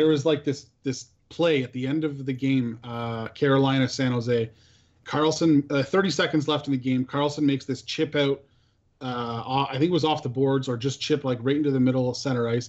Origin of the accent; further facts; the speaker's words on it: Canada; As a Canadian